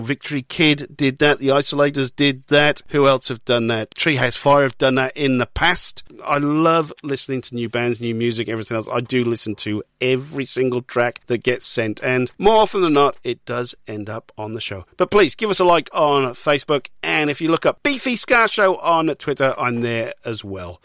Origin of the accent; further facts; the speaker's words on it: Newport, Wales, United Kingdom; my hometown of Newport